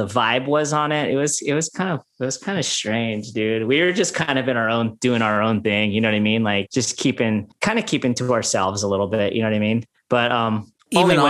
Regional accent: Oxnard, California, United States; we're just dudes from the Nard, like Oxnard

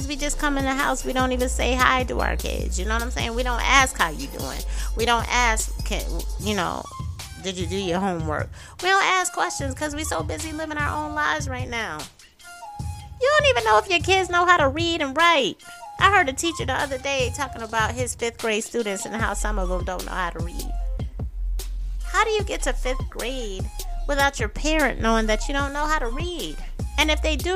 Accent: Syracuse, New York, United States; my hometown of Syracuse, New York

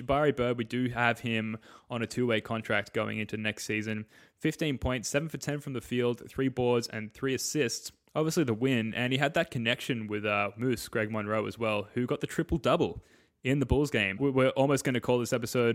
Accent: Australia; being Australian hoops fans

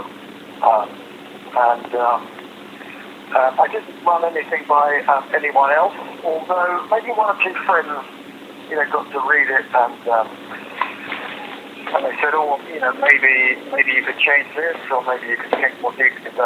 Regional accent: London, United Kingdom; also born or lived in Vancouver, Canada; being a kid in the Pimlico in London in the late 1950s

